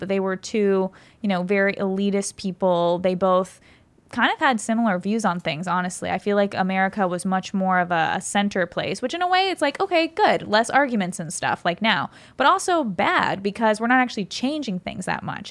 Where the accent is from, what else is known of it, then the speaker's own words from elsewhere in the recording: California, United States; I grew up in California